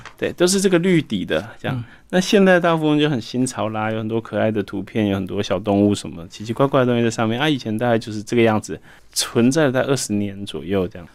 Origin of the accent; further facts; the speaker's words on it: Taichung, Taiwan; also born or lived in Taipei; 小时候住在台北，后来搬到台中